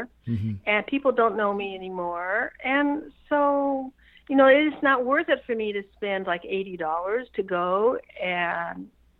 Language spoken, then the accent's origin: English; United States; like many Americans, I'm half Irish